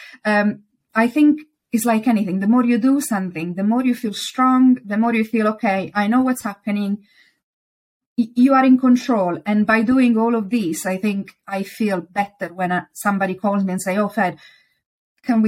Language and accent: English; Italy; accent: Italian; English is a second language; now in United Kingdom